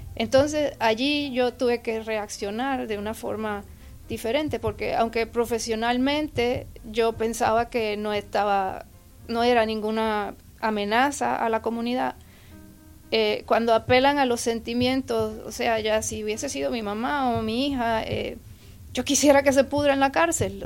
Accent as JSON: {"language": "Spanish", "country": "Puerto Rico", "moved": "yes", "lives_now": "Texas, United States", "said": "originalmente yo soy de Puerto Rico, llegué al estado de Texas en el 1982"}